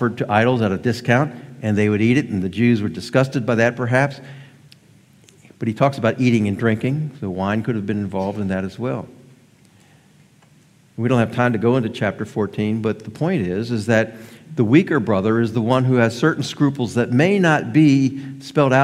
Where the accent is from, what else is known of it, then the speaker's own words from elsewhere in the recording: near Baltimore, Maryland, United States; moved away; I grew up near Baltimore, Maryland